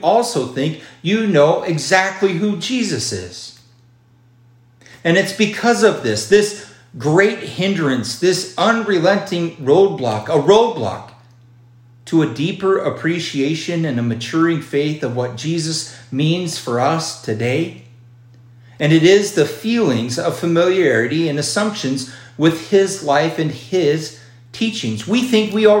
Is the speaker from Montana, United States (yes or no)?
yes; Miles City, Montana, United States; my hometown of Miles City.